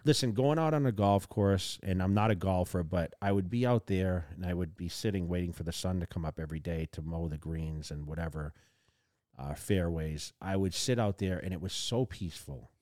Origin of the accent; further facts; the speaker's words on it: Massachusetts, United States; also born or lived in California; now in Las Vegas, United States; I grew up in Massachusetts